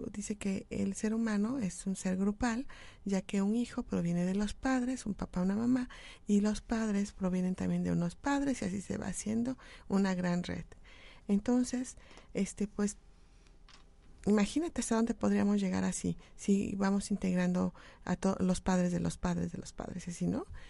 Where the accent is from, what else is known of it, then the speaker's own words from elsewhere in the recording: Mexico; como mexicanos